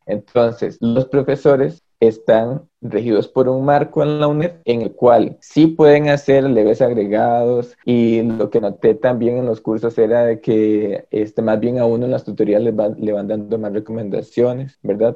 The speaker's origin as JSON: {"language": "Spanish", "town": "Los Chiles", "region": "Alajuela", "country": "Costa Rica", "tie": "born or raised there", "moved": "as an adult", "lives_now": "San Pedro de Montes de Oca, Costa Rica", "said": "yo tengo 12 años de vivir aquí en San Pedro de Montes de Oca. Yo este, vengo de la frontera norte, yo soy de los Chiles."}